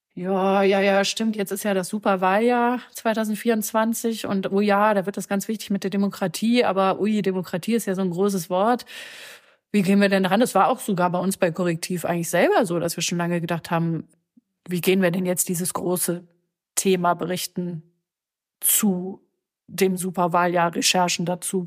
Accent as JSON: {"language": "German", "town": "Cologne", "region": "North Rhine-Westphalia", "country": "Germany", "tie": "born or raised there", "said": "in Köln, in meiner Heimatstadt"}